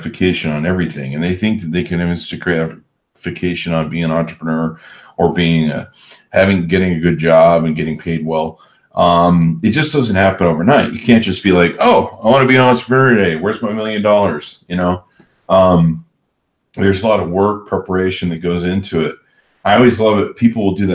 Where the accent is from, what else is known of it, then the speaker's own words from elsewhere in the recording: Southern California, United States; I grew up in SoCal